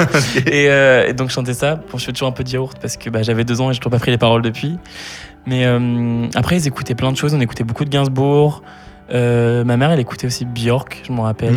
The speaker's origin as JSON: {"language": "French", "town": "Sainte-Euphémie", "region": "Auvergne-Rhône-Alpes", "country": "France", "tie": "born or raised there", "also_born_or_lived": "Lyon", "said": "je suis né à Lyon, euh, Lyon 4e, pour ceux qui s'intéressent, 4 arrondissement de Lyon. Euh, j'ai vécu un an dans la ville même avec mes deux parents et ma grande sœur, qui mhm. s'appelle Lucille."}